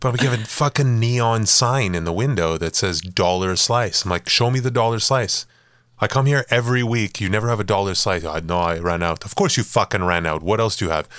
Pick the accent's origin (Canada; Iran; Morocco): Canada; Montreal, Quebec; moved away as an adult; also born or lived in Los Angeles, United States; I moved away and never lived in the West Island again